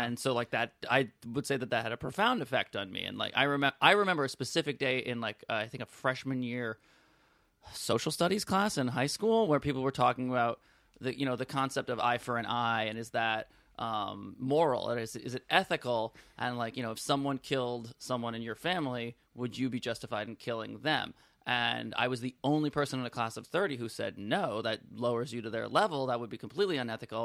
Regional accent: New York City, New York, United States; also born or lived in Boston / Brooklyn; I grew up on Second and Bowery when I was around six years old. We move over Broadway just south of Astor, and I've lived there pretty much uh, my whole life.

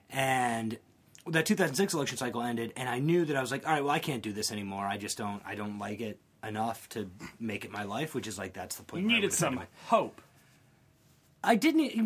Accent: Columbia, South Carolina, United States; I'm from Columbia, South Carolina, which okay. is the capital, right in the center of the state. That's where I grew up

